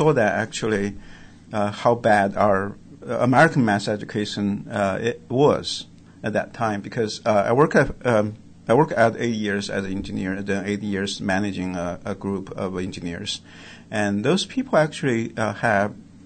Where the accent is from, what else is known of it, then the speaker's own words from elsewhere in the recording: China; moved away as an adult; also born or lived in Canada; now in United States; originally, I grew up in China, and I left China when I was 21